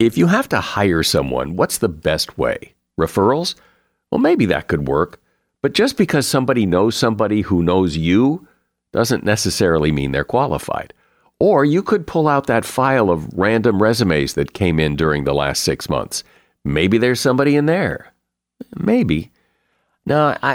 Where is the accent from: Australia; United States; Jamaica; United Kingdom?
United States; I'm American